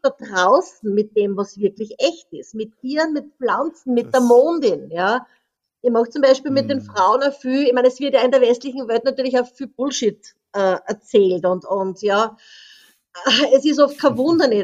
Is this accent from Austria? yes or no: yes; Austria; moved away as an adult; now in French Polynesia; ich bin ja in Österreich aufgewachsen